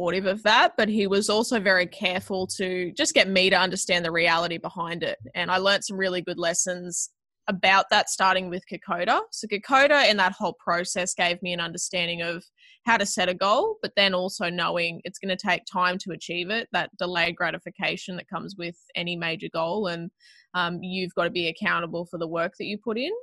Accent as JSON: {"language": "English", "town": "Toowoomba", "region": "Queensland", "country": "Australia", "tie": "born or raised there", "said": "I grew up in Toowoomba"}